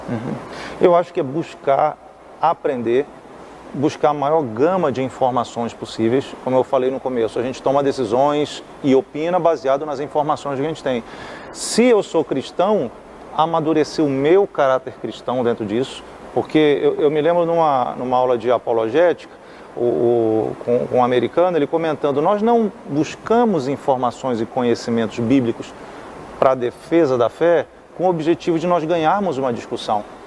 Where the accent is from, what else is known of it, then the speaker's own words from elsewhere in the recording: Brazil; a nossa mentalidade como brasileiro